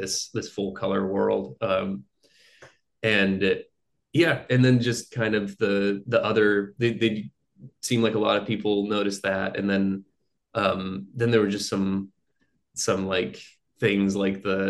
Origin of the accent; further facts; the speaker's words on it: Pacific Northwest, United States; now in Portland, United States; I'm from the Pacific Northwest